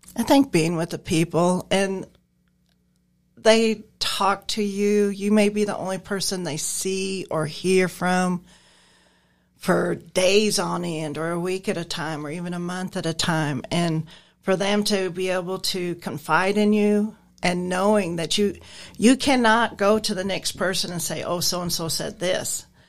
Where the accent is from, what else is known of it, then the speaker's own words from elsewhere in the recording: Nebraska, United States; moved away; I'm originally from Nebraska. I moved down here around forty years ago